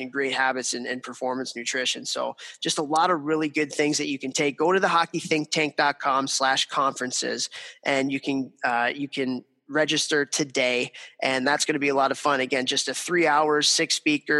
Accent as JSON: {"language": "English", "town": "Chicago", "region": "Illinois", "country": "United States", "tie": "born or raised there", "moved": "yes", "said": "my hometown of Chicago, Illinois"}